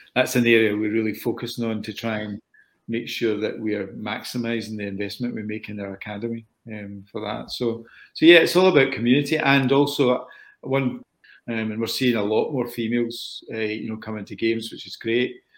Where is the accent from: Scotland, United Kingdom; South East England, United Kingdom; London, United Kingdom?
Scotland, United Kingdom; I'm a Scotsman